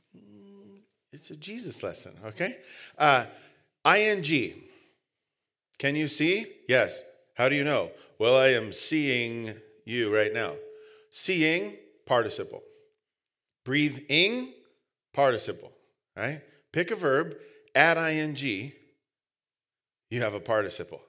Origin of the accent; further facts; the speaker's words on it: United States; We're lazy English Americans